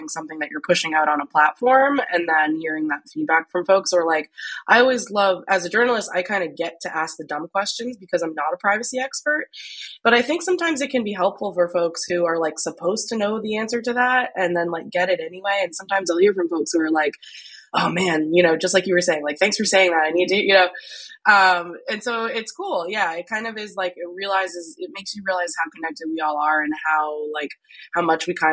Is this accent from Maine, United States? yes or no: yes; Maine, United States; Maine at the time, which is my home state